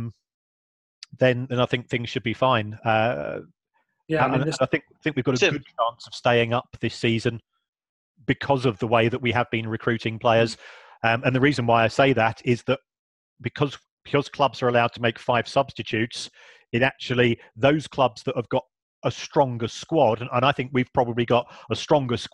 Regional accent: London, United Kingdom; I was born in South London myself

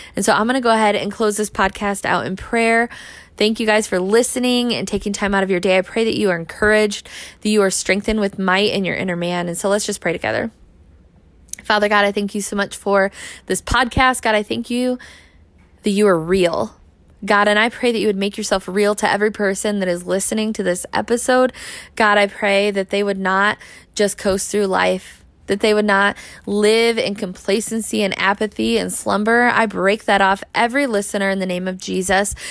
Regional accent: United States; the American church

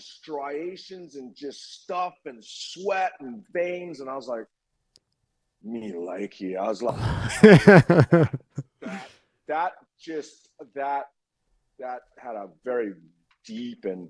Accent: Honolulu, Hawaii, United States; moved away; also born or lived in Kentucky / Los Angeles; I grew up in Hawaii

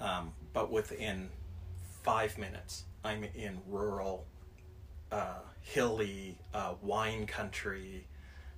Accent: Alberta, Canada; also born or lived in Calgary, Alberta / Edmonton, Alberta; now in Forest Grove, United States; I was born and raised in Canada.

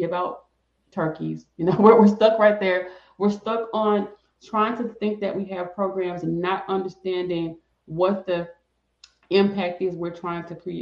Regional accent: the South, United States; I'm from the South

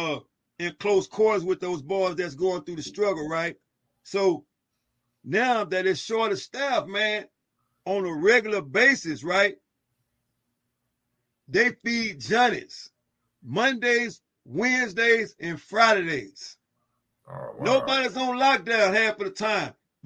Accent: Dallas, Texas, United States; I'm born and raised in West Dallas, Texas, man. Born and raised in West Dallas, Texas. Housing projects.

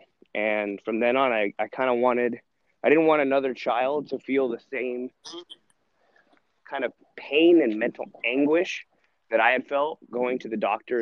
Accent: Sacramento, California, United States; moved away as an adult; also born or lived in Dartmouth, New Hampshire / England; now in Southern California, United States; I grew up in Northern California, Sacramento area

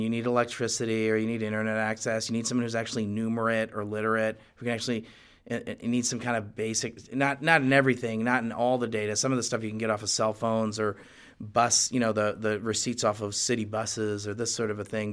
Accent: United States; as an American and someone who's in the Bush administration

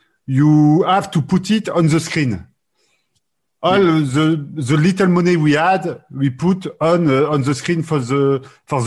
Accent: France; accent: French; English is a second language

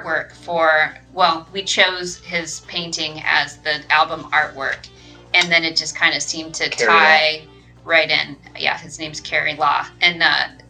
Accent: Utah, United States; I'm from Utah

